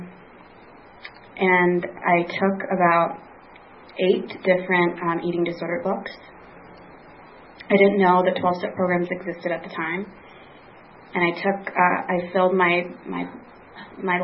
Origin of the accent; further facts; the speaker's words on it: Southern California, United States; moved away as an adult; also born or lived in Boston; I'm from Southern California